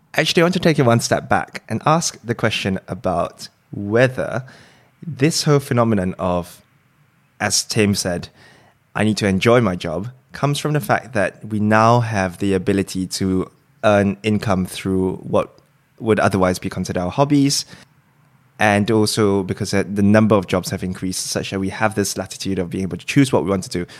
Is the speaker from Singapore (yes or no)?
yes; Singapore; moved away as an adult; also born or lived in Cambridge, United Kingdom; now in London, United Kingdom; I was originally from Singapore, came over to do medical school